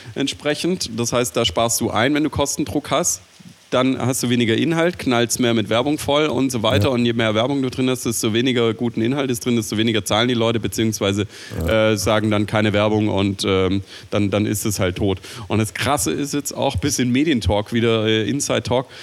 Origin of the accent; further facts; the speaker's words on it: Swabia, Germany; ich bin Schwabe